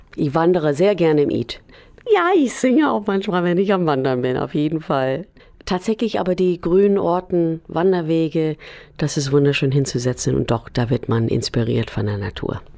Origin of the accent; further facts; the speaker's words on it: United States; German is a second language; now in Weserbergland, Germany; Musikerin aus Weserbergland, gebürtige Amerikanerin